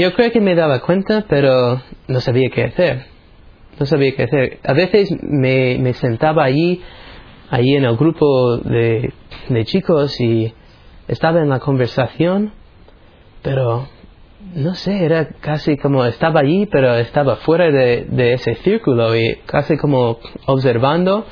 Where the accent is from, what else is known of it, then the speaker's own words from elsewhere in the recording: United States; soy de los Estados Unidos.